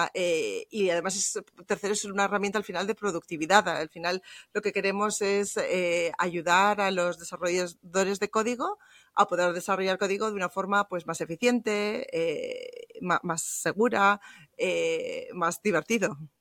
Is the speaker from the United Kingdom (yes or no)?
no; Bilbao, Basque Country, Spain; now in Munich, Germany; originariamente soy española, soy de Bilbao. Lo que pasa es que ahora vivo en, en Múnich, en Alemania, ya desde hace muchos años